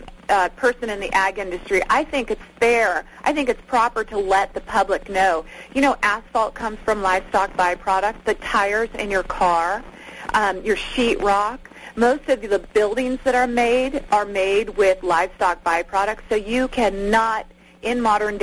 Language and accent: English; California, United States; I'm from California